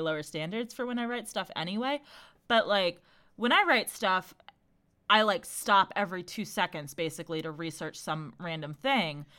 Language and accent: English; United States; we as Americans also invented corn